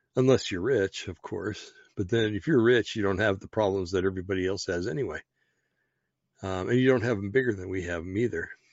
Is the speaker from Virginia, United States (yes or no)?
no; Bergen County, New Jersey, United States; I'm from Bergen County, New Jersey